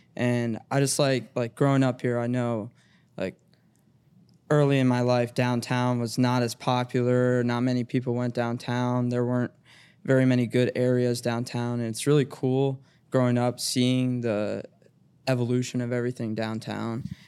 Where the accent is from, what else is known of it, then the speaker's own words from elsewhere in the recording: Cincinnati, Ohio, United States; I went to public school growing up